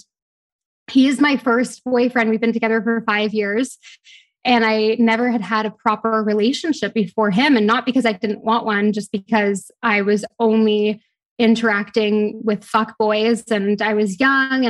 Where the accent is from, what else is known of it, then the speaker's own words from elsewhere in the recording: Toronto, Ontario, Canada; moved away as an adult; also born or lived in London; now in Bahamas; I'm from Toronto, but I live in the Bahamas